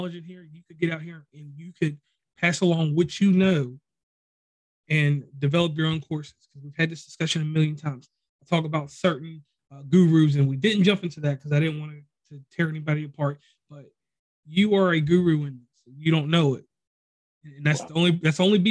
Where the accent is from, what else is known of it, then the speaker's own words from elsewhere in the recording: Virginia, United States; now in West Virginia, United States; I live in West Virginia, but I'm from Virginia